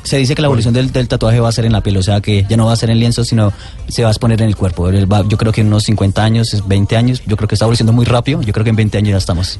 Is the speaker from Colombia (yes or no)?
yes; Colombia; nací en Colombia